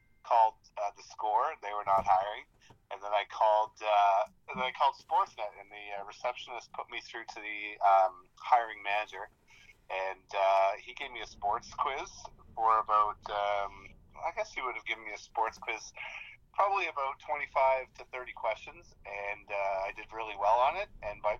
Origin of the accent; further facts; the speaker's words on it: Halifax, Nova Scotia, Canada; moved away; I raised in Halifax, moved here in 2000.